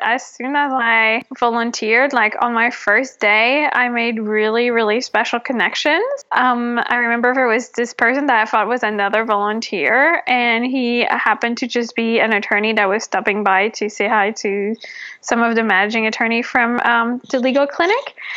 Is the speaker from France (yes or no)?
yes; France; moved away as an adult; now in Los Angeles, United States; I'm originally from France